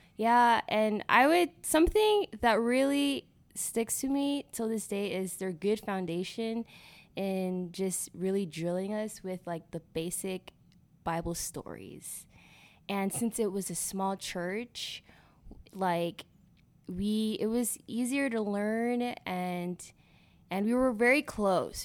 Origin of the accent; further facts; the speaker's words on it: McAllen, Texas, United States; I was born here in McAllen, born and raised